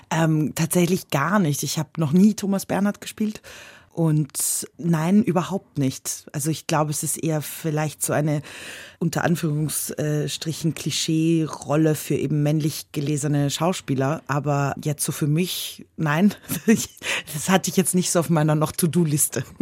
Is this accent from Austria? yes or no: yes; Austria; habe so gedacht, naja, ich mag ja Herausforderungen und ich bin ja aus Österreich und ich mag Bergsteigen